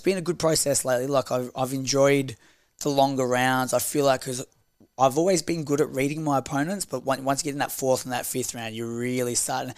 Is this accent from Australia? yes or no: yes; Australia